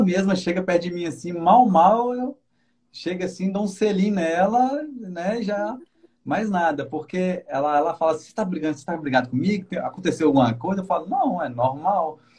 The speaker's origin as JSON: {"language": "Portuguese", "region": "Minas Gerais", "country": "Brazil", "moved": "as an adult", "lives_now": "Guarapari, Brazil", "said": "Eu sou de Minas também"}